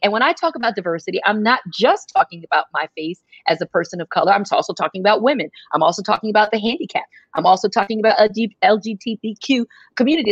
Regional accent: United States; who always made sure we understood who we were and how we were growing up in America

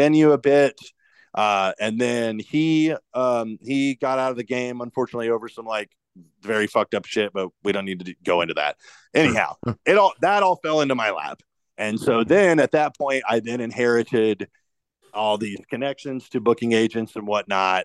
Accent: Indianapolis, Indiana, United States; I'm from Indianapolis.

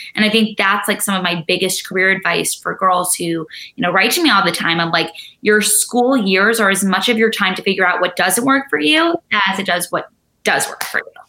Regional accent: New York City, New York, United States; growing up in New York City, I feel like people always, you know, think I grew up outside in the Hamptons or the suburbs. I grew up literally in the heart of the fashion industry.

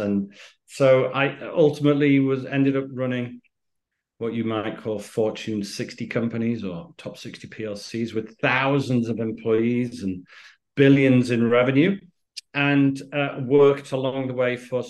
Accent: United Kingdom; accent: British; moved away as an adult; also born or lived in Miami; My father was Spanish, my mother's Greek, but by the accent, so we're British.

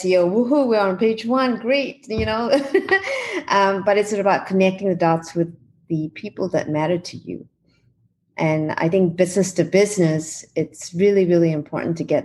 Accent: New Zealand; now in California, United States; I'm from New Zealand

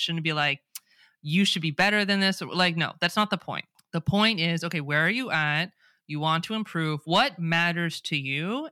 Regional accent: California, United States; accent: Californian; first language English; I speak with an American accent, a Californian accent

